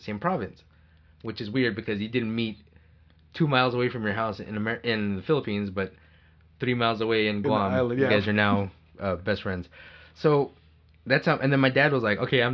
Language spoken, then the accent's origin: English; United States; I was born in America